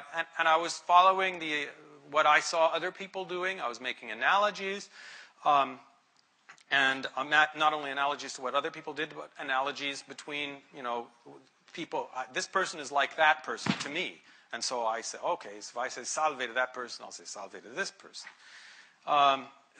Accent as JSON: {"language": "English", "country": "United States", "said": "being American"}